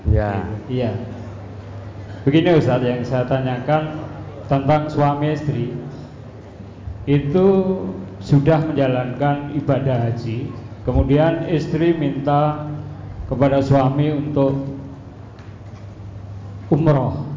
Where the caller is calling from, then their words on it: Purwodadi, Central Java, Indonesia; Kami dari Purwodadi berhubungan